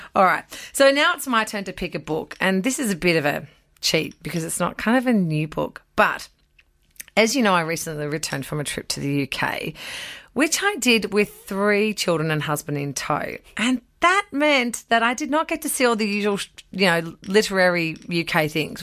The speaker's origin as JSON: {"language": "English", "country": "Australia", "tie": "born or raised there", "said": "This is where I grew up"}